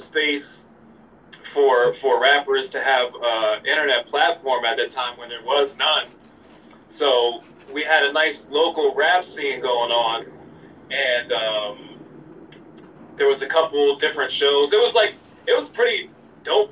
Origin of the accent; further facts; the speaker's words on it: Allentown, Pennsylvania, United States; also born or lived in Orlando, Florida; I'm from Allentown, Pennsylvania